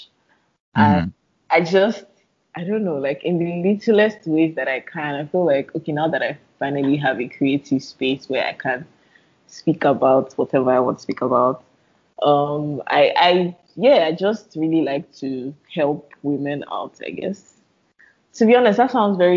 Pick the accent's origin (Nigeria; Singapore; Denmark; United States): Nigeria; I'm Nigerian, right? And growing up Nigerian